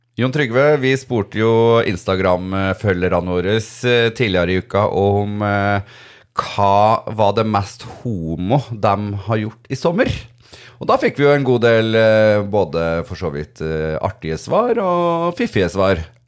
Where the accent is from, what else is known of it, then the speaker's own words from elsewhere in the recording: Trøndelag, Norway; also born or lived in Snillfjord; now in Oslo, Norway; når jeg var hjemme i Trøndelag nå